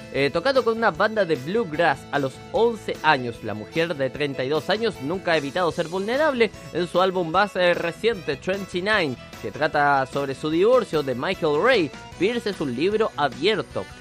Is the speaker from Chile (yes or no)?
yes; Chile; le dicen en mi país